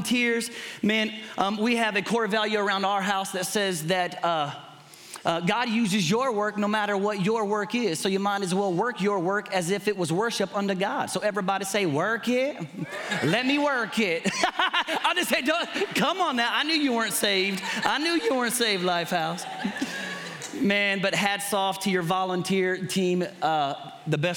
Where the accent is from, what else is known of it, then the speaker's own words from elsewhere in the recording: Kentucky, United States; I'm from Kentucky